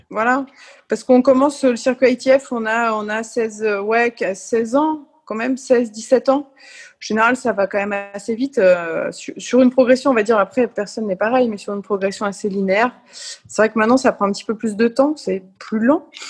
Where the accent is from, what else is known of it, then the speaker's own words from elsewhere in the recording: France; quand on est français